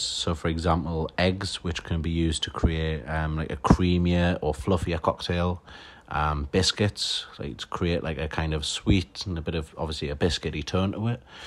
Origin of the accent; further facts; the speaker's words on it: Newcastle upon Tyne, North East England, United Kingdom; I'm a mixologist from Newcastle upon Tyne